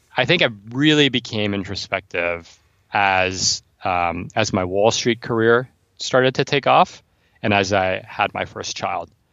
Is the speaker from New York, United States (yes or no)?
yes; New York City, New York, United States; And I'm from New York City.